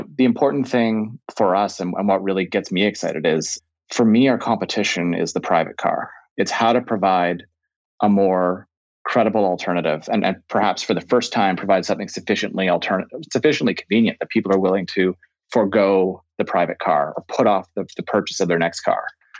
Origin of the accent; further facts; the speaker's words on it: Calgary, Alberta, Canada; born there; also born or lived in Ottawa / Greater Toronto Area; So I was born in Canada. So I was actually born in Calgary and I've lived in Ottawa, have lived in the GTA.